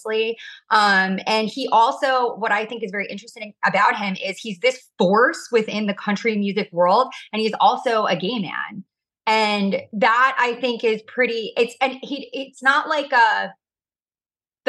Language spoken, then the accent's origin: English; Orange County, California, United States; I am obviously from Orange County